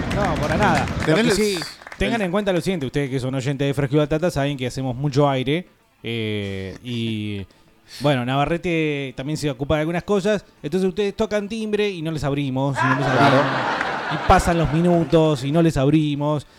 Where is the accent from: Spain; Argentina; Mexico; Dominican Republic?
Argentina; somos los argentinos